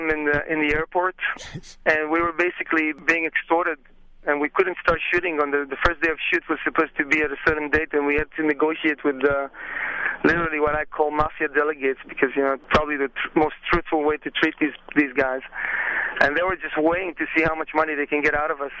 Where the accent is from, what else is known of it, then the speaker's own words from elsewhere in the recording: Israel; moved away; I'm originally from Israel